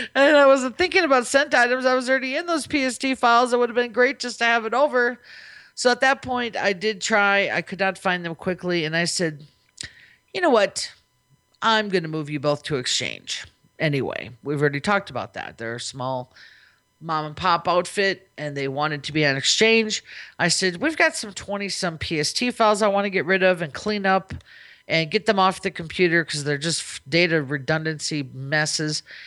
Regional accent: Minnesota, United States; now in Las Vegas, United States; I'm from Minnesota, where I'm used to it being no nice and wet all the time

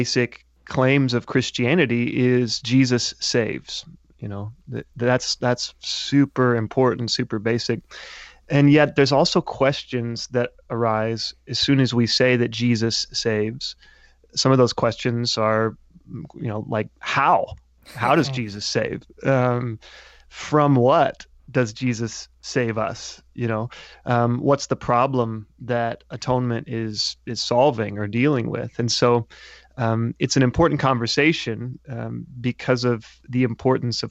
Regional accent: Kansas, United States; moved away as an adult; also born or lived in Massachusetts; now in Oklahoma, United States; I grew up in Kansas and was a pastor's kid

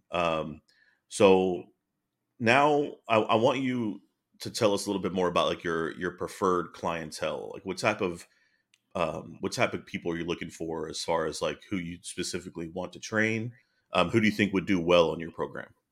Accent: East Coast, United States; moved away as an adult; also born or lived in North Carolina / Virginia; now in Frisco, United States; I'm from the East Coast

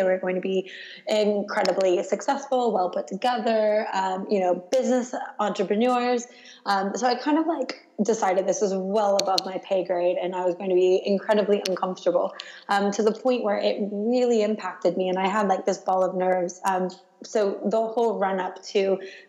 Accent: United States; now in London, United Kingdom; My home airport, actually, despite being an American, is London Heathrow

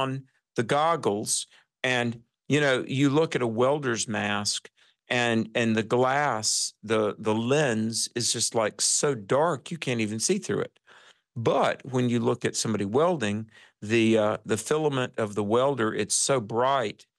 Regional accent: North Carolina, United States; I'm from North Carolina.

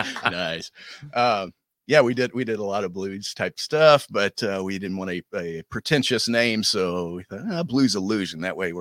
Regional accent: Van Buren, Missouri, United States; I grew up in Van Buren, Missouri.

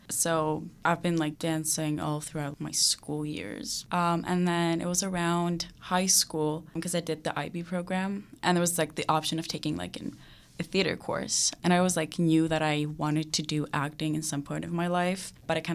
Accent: Greece; one of my dance teachers back in my hometown in Greece did this online workshop for this.

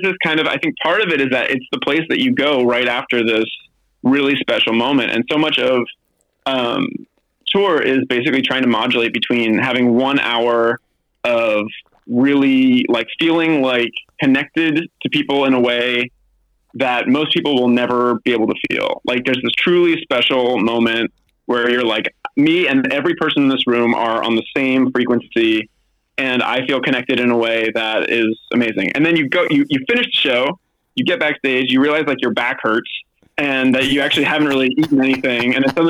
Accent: Berkeley, Massachusetts, United States; also born or lived in Newport, Rhode Island; I grew up in southeastern Massachusetts. I was born in Newport, Rhode Island, and then I lived in this town called Berkeley, Massachusetts until I went to college.

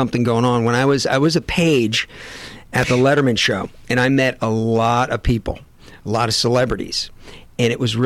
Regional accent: Westport, Connecticut, United States; also born or lived in Syracuse, New York / Salisbury Beach, Massachusetts; I grew up in Westport, Connecticut, and Salisbury Beach, Massachusetts

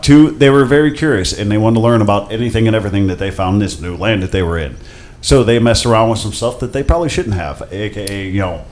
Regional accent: Akron, Ohio, United States; I grew up in Akron

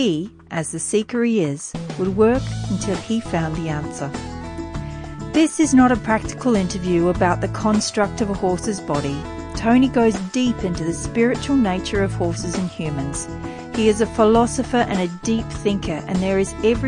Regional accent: Riverina, New South Wales, Australia; When I was a small child, I used to see drovers come through our territory down in the Riverina

